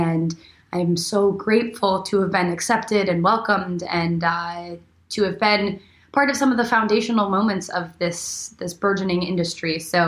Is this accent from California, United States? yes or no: no; Arizona, United States; also born or lived in Buffalo, New York; now in Los Angeles, United States; I grew up, I was born in Buffalo, New York, grew up in Arizona, all around the States